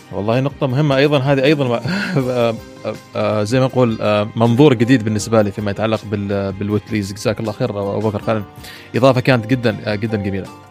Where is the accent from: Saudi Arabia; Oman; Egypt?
Oman; استضفناها نحن في السلطنه